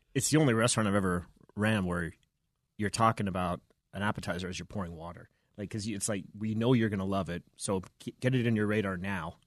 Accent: Vancouver, British Columbia, Canada; moved away as an adult; now in Denver, United States; I'm from the Pacific Northwest

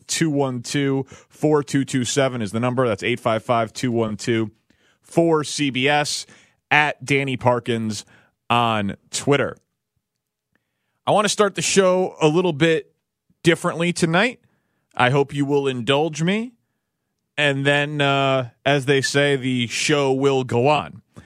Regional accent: Chicago, Illinois, United States; my hometown of Chicago

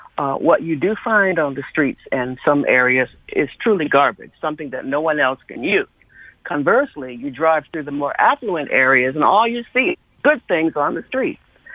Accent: Windsor, Connecticut, United States; Composting is another thing that I grew up with in Windsor, Connecticut.

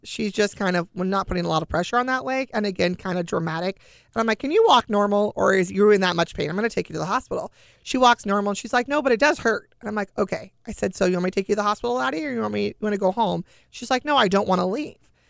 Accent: California, United States; We're from California. It's not humid here

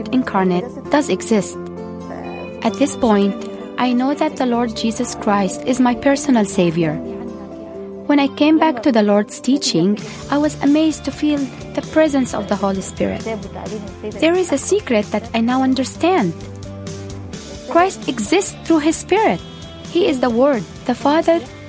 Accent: Egypt; I'm a pharmacist from Egypt. I grew up Muslim in a Muslim

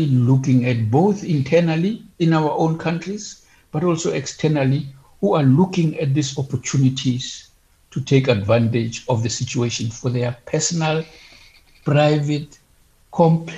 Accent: Bloemfontein, Free State, South Africa; I come from Bloemfontein.

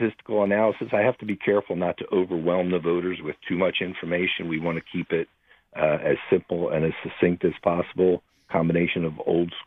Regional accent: Philadelphia, Pennsylvania, United States; We grew up in Southwest Philadelphia together, went to Most Blessed Sacrament grade school and West Catholic High School

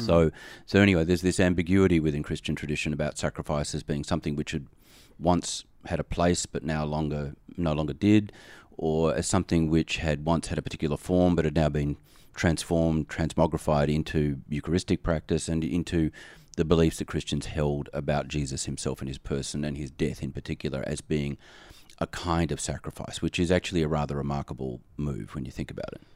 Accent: Australia; now in United States; I am an Australian expatriate in America

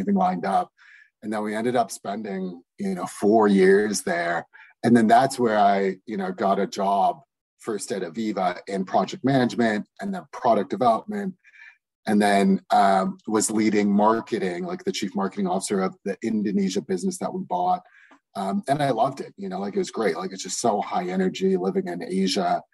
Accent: Toronto, Ontario, Canada; moved away as an adult; we're originally from Toronto

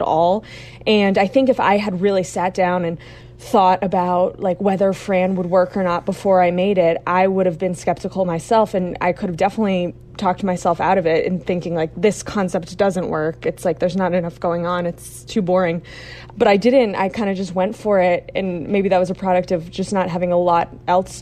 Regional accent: Little Compton, Rhode Island, United States; my town, Little Compton

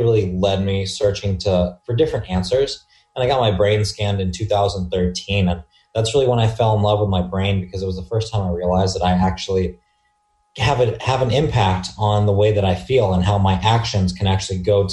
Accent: Dayton, Ohio, United States; now in Newport Beach, United States; I was born and raised in the small town of Dayton, Ohio, and I currently reside in Newport Beach, California

